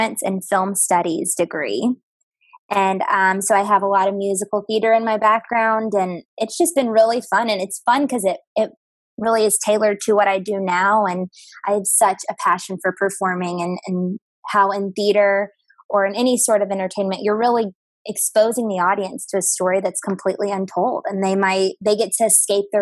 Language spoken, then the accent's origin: English; Texarkana, Texas, United States; moved away as an adult; also born or lived in New Orleans, Louisiana / Nashville, Tennessee; now in Chicago, United States; So I'm from a place called Texarkana, and it's on the border of Texas and Arkansas. So that's where I grew up